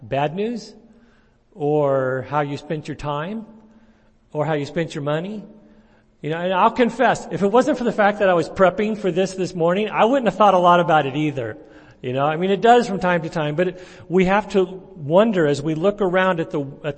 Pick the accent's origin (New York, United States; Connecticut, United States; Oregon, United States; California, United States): California, United States; Santa Cruz; also born or lived in Vancouver, Canada / San Diego; now in Clovis, United States; I grew up in Santa Cruz